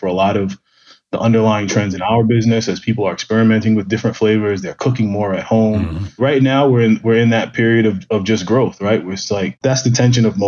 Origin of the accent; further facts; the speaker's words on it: New York City, New York, United States; I grew up in Brooklyn, in downtown Brooklyn, in really a Black and Latino melting pot